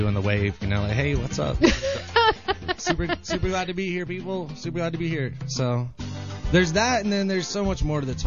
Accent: the South, United States; accent: southern; I got a little southern something

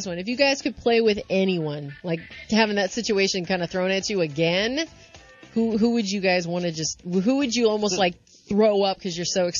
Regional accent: St. Louis, Missouri, United States; moved away; Because I'm from Missouri. Oh, I'm from St. Louis.

